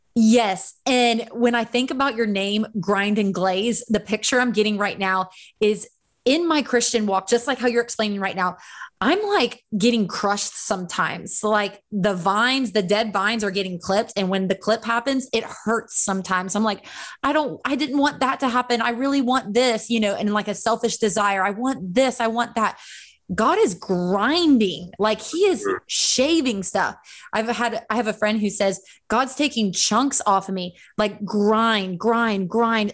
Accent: Central Florida, United States; I grew up in Central Florida

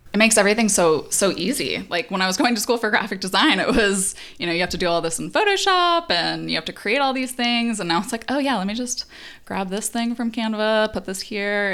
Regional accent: Phoenix, Arizona, United States; now in Los Angeles, United States; from Phoenix, Arizona

